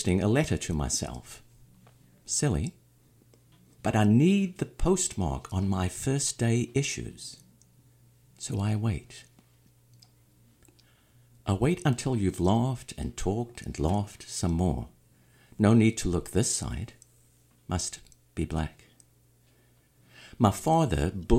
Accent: South Africa; moved away; I'm originally from South Africa

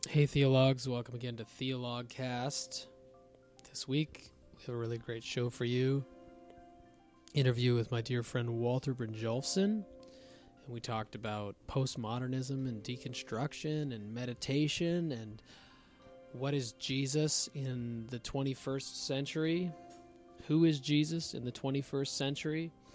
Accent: Canada

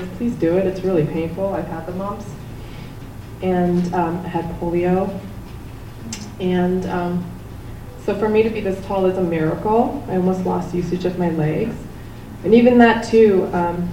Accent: South Korea; now in United States; I was born in Korea, and my dad, when I was 2.5, left for the United States for a better life.

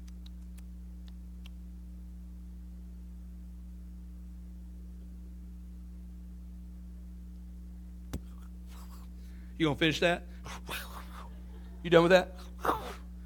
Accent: Tennessee, United States; growing up in the Pentecostal church, Assembly God Church in Tennessee

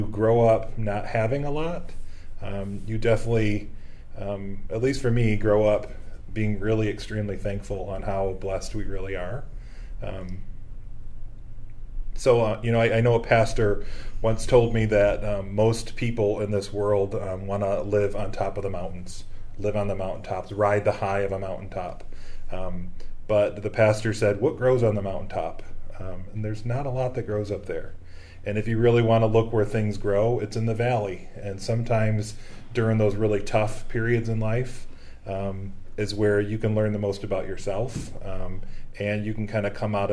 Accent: outside of Buffalo, New York, United States; moved away as an adult; now in Rochester, United States; I grew up outside of Buffalo area and spent 20 years of my career actually in Buffalo

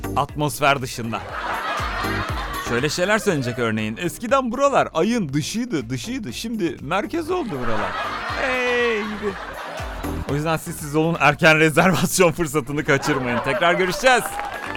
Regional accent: Turkey; biz Türkler olarak

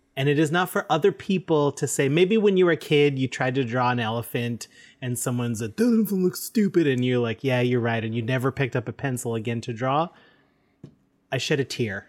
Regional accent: Canada; we're proud Canadian podcasters

